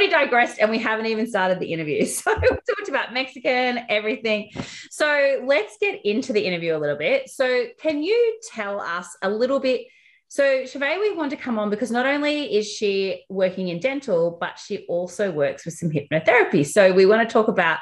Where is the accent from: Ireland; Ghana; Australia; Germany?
Australia; accent: Bogan; from Australia with my Bogan accent